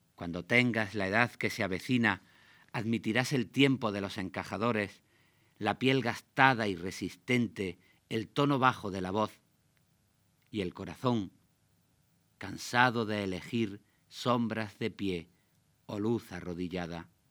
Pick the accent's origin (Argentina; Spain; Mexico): Spain; Granada, Andalusia; yo nací en Granada al final de los años 50. Al lado de la casa de mis padres